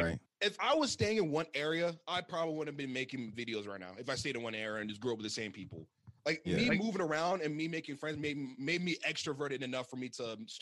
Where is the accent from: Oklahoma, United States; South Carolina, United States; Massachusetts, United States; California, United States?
Oklahoma, United States; born there; also born or lived in Georgia / Texas / Maine / Virginia; now in Washington, United States; I was born in Oklahoma, in Oklahoma. Then I moved to Washington. Then I moved to Georgia, then Texas, to Maine, then to Oklahoma, to Virginia, to Hawaii, where I graduated high school from, back to Virginia.